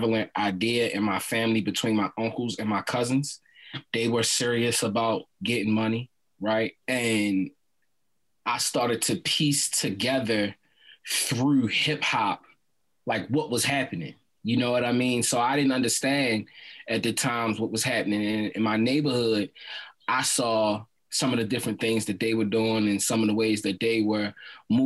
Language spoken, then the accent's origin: English; Baltimore, Maryland, United States; I'm raised and born in Baltimore City